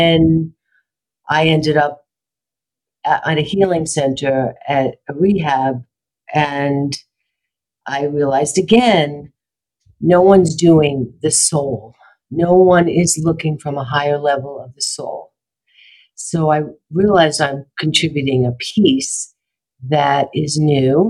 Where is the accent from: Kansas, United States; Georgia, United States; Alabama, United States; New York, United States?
New York, United States; New York City; also born or lived in Brooklyn / Manhattan; now in Los Angeles, United States; I'm from New York, born in Brooklyn, raised in Queens, lived in Manhattan, and I came out to LA on a fluke